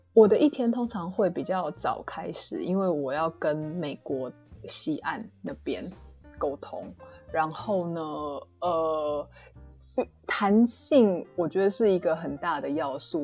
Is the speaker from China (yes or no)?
no; Taiwan; 因为我是台湾人，所以我比较知道台湾的状况